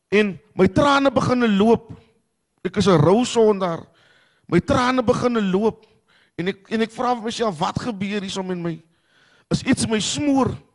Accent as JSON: {"language": "Afrikaans", "town": "Cape Town", "region": "Western Cape", "country": "South Africa", "said": "ek is van die Kaapse vlakte"}